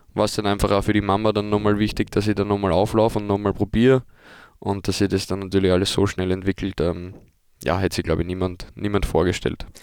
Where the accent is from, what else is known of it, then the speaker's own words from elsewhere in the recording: Vienna, Austria; now in Germany; ich komme aus Wien